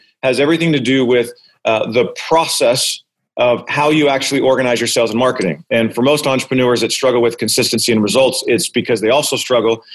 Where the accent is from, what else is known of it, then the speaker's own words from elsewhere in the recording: Arizona, United States; I'm born and raised in Arizona